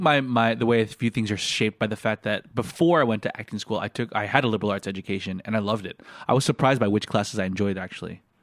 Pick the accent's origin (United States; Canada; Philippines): Philippines